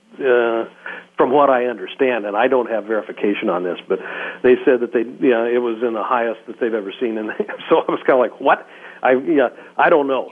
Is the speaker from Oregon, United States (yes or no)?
yes; Roseburg, Oregon, United States; I was born in Oregon in a small town, Roseburg, Oregon.